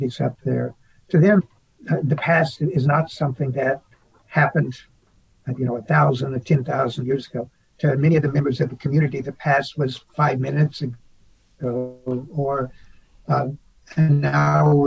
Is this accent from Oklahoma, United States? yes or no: yes; Oklahoma, United States; now in Arizona, United States; Growing up in Oklahoma